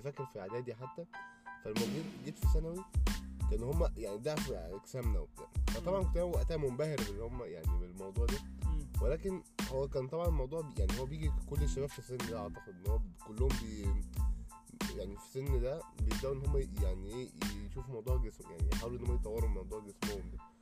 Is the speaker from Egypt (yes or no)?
yes; Egypt; عندنا في مصر